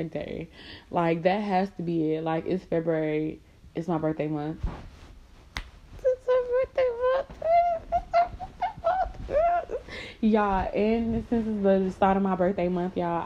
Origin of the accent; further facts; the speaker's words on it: Miami, Florida, United States; moved away; I'm from Miami